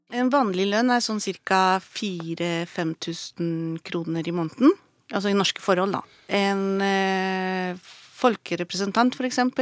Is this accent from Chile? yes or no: yes; Chile; now in Norway; jeg vokste opp i Chile